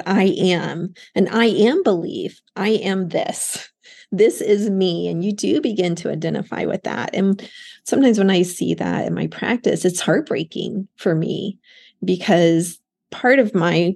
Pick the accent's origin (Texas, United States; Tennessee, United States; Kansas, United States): Texas, United States; outside of Dallas; moved away as an adult; also born or lived in Austin, Texas; now in Florida, United States; I grew up outside of Dallas. I went to UT Austin for undergrad. But having lived outside of Texas now for most of my life, so let's say the first 22 years or so were in Texas, and then I went to graduate school over in Florida and stayed here.